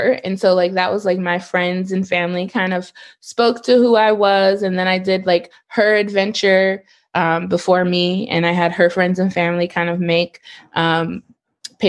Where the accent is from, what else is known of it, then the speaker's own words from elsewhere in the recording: Detroit, Michigan, United States; I am from Detroit, and I am used to like city environments